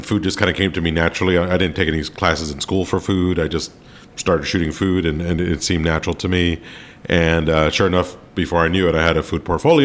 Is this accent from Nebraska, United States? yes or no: no; Miami, Florida, United States; moved away as an adult; also born or lived in Rochester; now in New York City, United States; I'm from Miami, Florida, originally